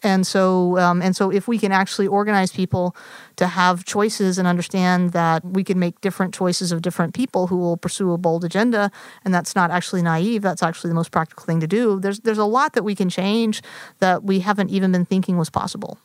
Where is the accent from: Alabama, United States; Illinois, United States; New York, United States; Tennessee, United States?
Tennessee, United States; Nashville; moved away; also born or lived in Massachusetts; I grew up in Nashville, Tennessee, in the conservative South.